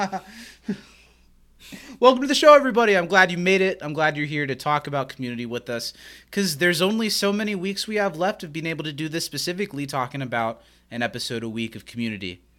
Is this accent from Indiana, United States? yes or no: yes; Anderson, Indiana, United States; we grew up in Anderson, Indiana, where I still live